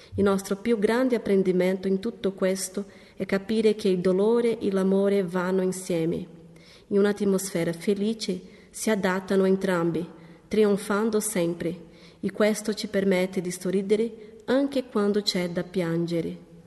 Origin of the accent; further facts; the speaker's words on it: Ribeirão Preto, São Paulo, Brazil; moved away as an adult; now in Loppiano, Italy; Proveniamo dal Brasile dalla città di Ribeirão Preto, nello stato di São Paulo